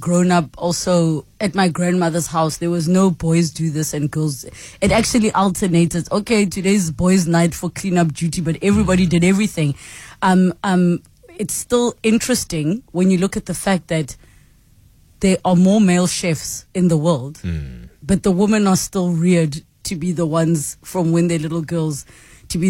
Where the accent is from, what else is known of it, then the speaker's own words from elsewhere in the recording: South Africa; as South Africans